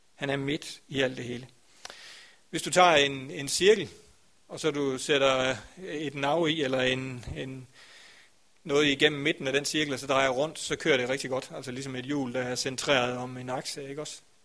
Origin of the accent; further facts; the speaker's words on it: Grindsted, Southern Denmark, Denmark; Grænsted, hvor jeg kommer fra